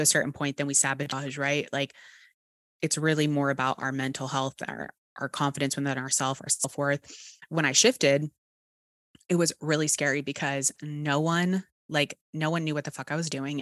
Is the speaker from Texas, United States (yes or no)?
yes; Texas, United States; accent: Texas; my Texas accent